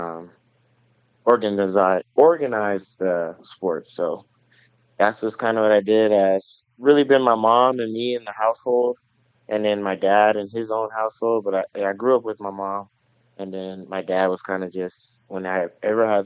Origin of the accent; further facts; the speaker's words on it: Los Angeles, California, United States; moved away as an adult; also born or lived in Carson, California / Hawthorne, California / Menifee, California; now in Maryville, United States; Originally, I'm from Los Angeles. I grew up in, my dad lived in Carson, California, and my mom lived in Hawthorne, so the LA County area